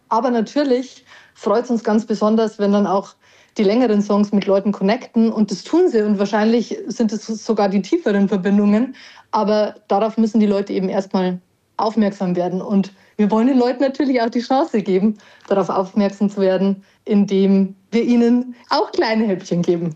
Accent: Parkstein, Bavaria, Germany; also born or lived in Erding; now in Regensburg, Germany; Ich bin groß geworden in der Nähe von Weiden, ja. in einem kleinen Örtchen namens Parkstein

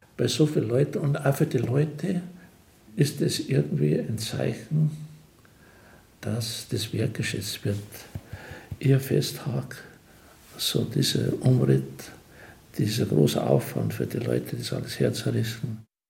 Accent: Beuerberg, Bavaria, Germany; Ich bin aus Beuerberg und Kindheitserinnerung habe noch die Kirche und das Gasthaus.

